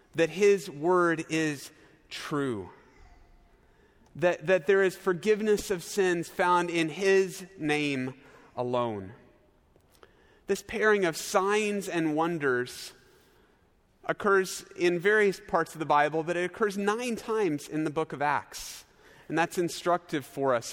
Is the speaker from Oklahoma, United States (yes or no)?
yes; Norman, Oklahoma, United States; moved away as an adult; also born or lived in Chicago suburbs, Illinois; my hometown of Norman, Oklahoma